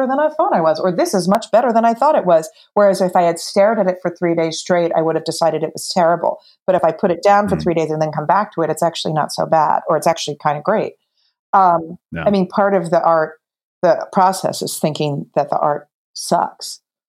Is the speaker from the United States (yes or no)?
yes; New Jersey, United States; I'm from New Jersey.